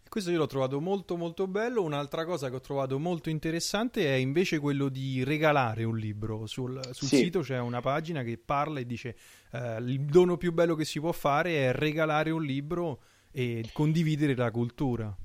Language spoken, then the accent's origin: Italian; Italy; moved away as an adult; now in France; io sto in Francia in questo periodo, sono un italiano all'estero